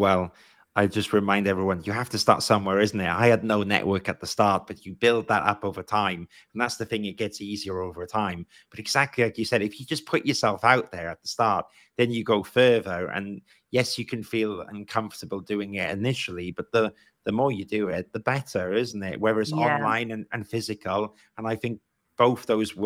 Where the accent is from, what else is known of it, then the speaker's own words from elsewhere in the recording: Wales, United Kingdom; moved away as an adult; now in London, United Kingdom; I'm Welsh and I came to London to study architecture